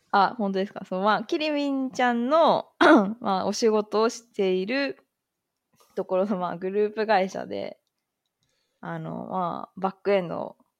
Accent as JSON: {"language": "Japanese", "region": "Kanagawa", "country": "Japan", "tie": "born or raised there", "said": "私は、まあ、関東圏の出身なんですけど、はい、なので、まあ、結構実家とかも近くて"}